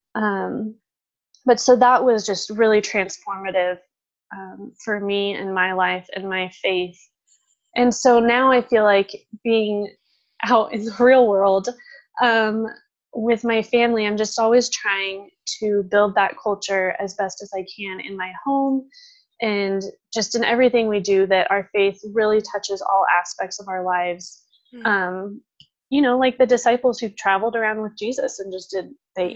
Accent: San Diego, California, United States; moved away as an adult; also born or lived in Franciscan University (Steubenville, Ohio); now in Idaho, United States; I grew up in San Diego

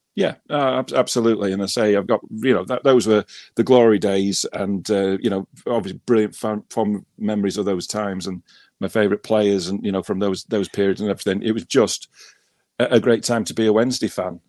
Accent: Wakefield, Yorkshire and the Humber, United Kingdom; born or raised there; also born or lived in Leeds / Ackworth

